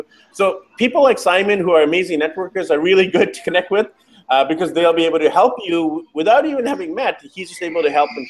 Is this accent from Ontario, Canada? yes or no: no; Burnaby, British Columbia, Canada; I'm actually from, like, Burnaby.